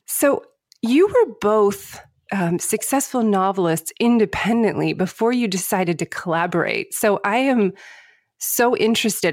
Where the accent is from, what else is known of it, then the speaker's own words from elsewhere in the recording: United States; I identify myself as American